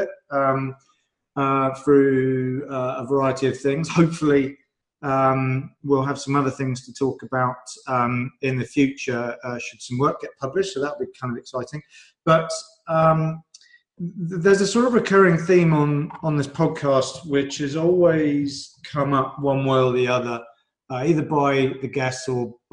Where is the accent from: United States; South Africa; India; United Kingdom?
United Kingdom; I'm British